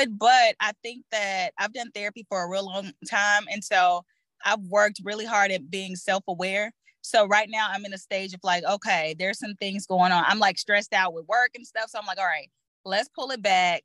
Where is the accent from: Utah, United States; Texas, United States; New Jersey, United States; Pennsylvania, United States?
Texas, United States; I'm from Texas